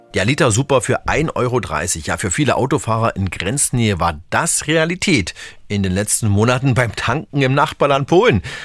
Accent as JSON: {"language": "German", "country": "Germany", "said": "bei uns in Deutschland"}